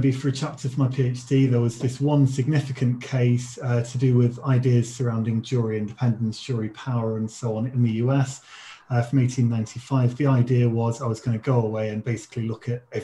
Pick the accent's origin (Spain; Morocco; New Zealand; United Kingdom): United Kingdom; Leicester, East Midlands; moved away as an adult; also born or lived in Sheffield / Washington, D.C.; now in Newcastle, United Kingdom; I'm from Leicester